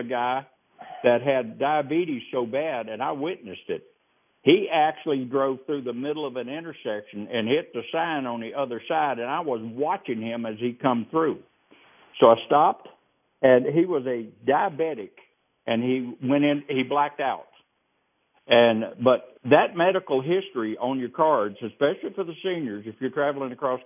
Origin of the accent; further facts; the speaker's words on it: the South, United States; I'm from the South.